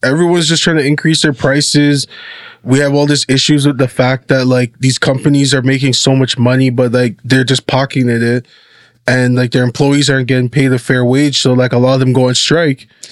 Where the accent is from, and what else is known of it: Canada